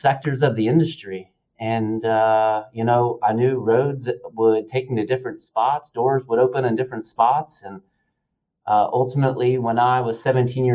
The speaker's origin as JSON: {"language": "English", "town": "Dalton", "region": "Georgia", "country": "United States", "tie": "born or raised there", "said": "being the youngest of 3 boys, and I'm from Dalton, Georgia"}